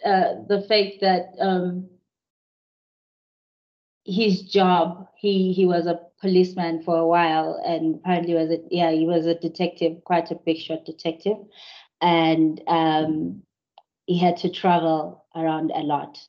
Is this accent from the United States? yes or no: no; Zimbabwe; now in South Africa; Whenever I go back to Zim, even now, it's hard for me to come back to SA. I cry because that's home for me.